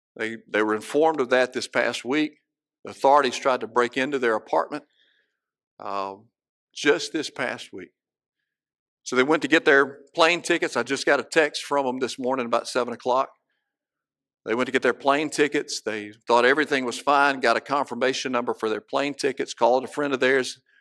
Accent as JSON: {"language": "English", "town": "Cleveland", "region": "Mississippi", "country": "United States", "tie": "born or raised there", "said": "I can look out my back door, my childhood home, and see the men's dorm one street over"}